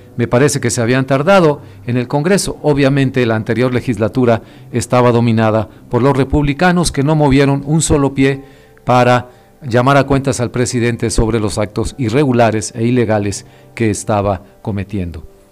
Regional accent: Mexico; como observador mexicano

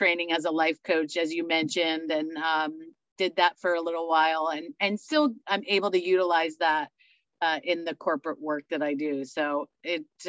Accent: New Jersey, United States; I grew up in New Jersey, where wine came in a jug or a box

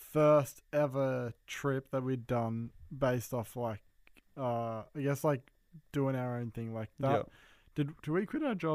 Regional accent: Melbourne, Victoria, Australia; that's why we're up here, like, in Gold Coast. Because we're from Melbourne.

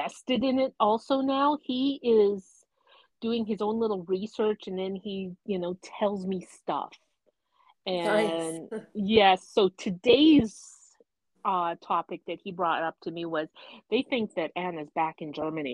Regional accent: Northwest Territories, Canada; moved away; growing up in the Northwest Territories where I would get to school and then I would start seeing the sun coming up

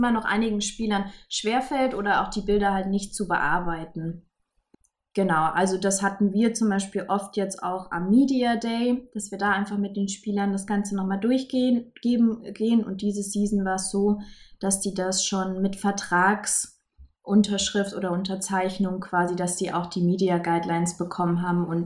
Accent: Saarland, Germany; es kommen drei, vier aus meinem Heimatbundesland, aus dem Saarland.

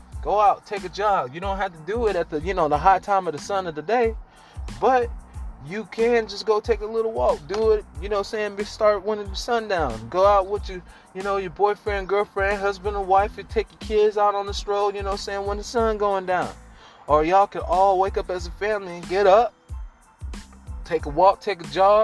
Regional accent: Oklahoma, United States; I'm from Oklahoma

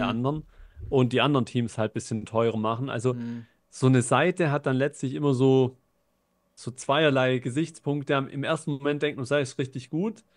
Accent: Germany; bei uns in Deutschland

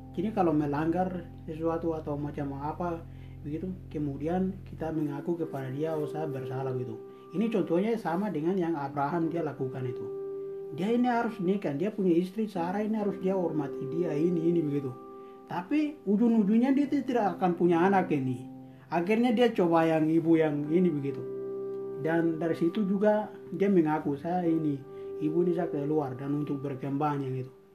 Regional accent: Papua, Indonesia; kita semua satu Papua

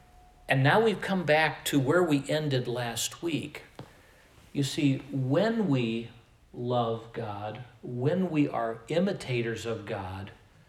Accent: Midwest, United States; also born or lived in Iowa; I grew up in the Midwest. I spent the next 13 years after my formative years and after my college years, I spent those in Iowa, whatever accent Iowans have.

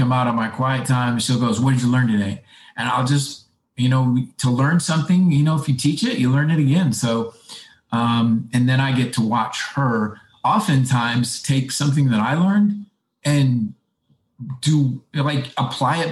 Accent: Midwest, United States; moved away; I came from the Midwest where thrift was everything

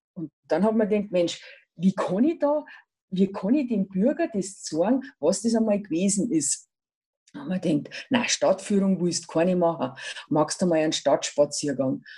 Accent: Ingolstadt, Bavaria, Germany; ich bin im Pius-Viertel aufgewachsen

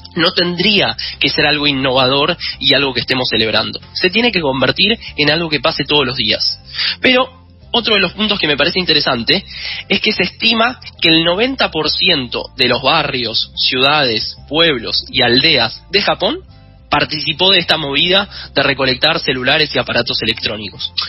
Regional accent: Argentina

